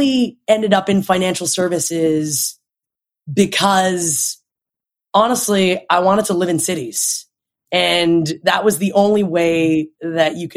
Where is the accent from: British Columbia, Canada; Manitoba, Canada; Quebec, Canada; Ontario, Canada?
Ontario, Canada; Toronto; born or raised there; moved away as an adult; now in New York, United States